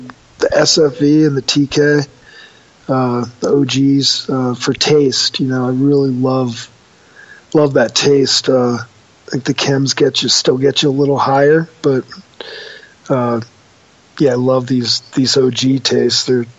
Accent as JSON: {"language": "English", "region": "New York", "country": "United States", "tie": "born or raised there", "said": "growing up outside New York City, we smoked a lot of like pot from Laos and Afghani pot, and just really exotic weed that would come into New York."}